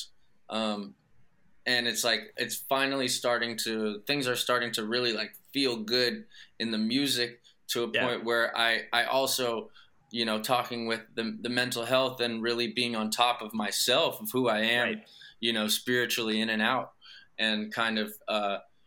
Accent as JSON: {"language": "English", "town": "Los Angeles", "region": "California", "country": "United States", "tie": "born or raised there", "said": "I grew up in kind of hopping around like the West Valley, Northwest Valley, Granada Hills, Porter Ranch, Northridge, Canoga Park"}